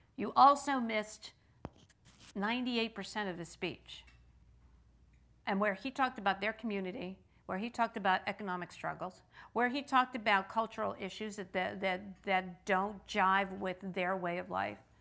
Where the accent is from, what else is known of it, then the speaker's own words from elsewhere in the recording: Pittsburgh, Pennsylvania, United States; in Pittsburgh, in my hometown